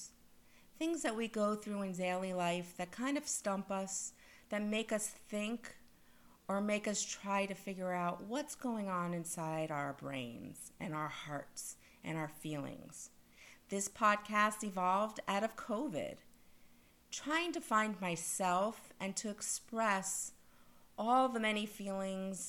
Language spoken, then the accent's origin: English; Parkland, Florida, United States; I'm from Parkland, Florida